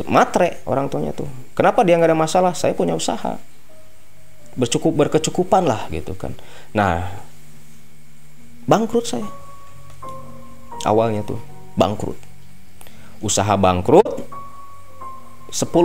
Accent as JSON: {"language": "Indonesian", "region": "West Java", "country": "Indonesia", "said": "bukan orang sih saya kan Jawa Barat"}